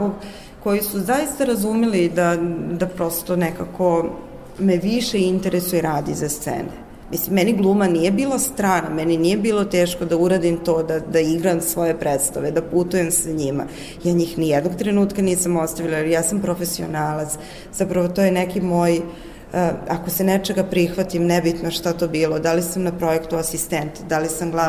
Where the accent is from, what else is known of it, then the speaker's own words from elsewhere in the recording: Pančevo, Vojvodina, Serbia; Pančevo, moj rodni kraj, mislim, grad u kome sam rođena.